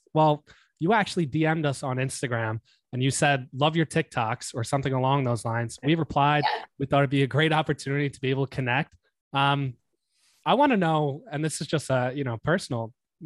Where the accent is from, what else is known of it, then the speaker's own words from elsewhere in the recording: Monmouth County, New Jersey, United States; now in Jersey City, United States; We're originally from Central Monmouth County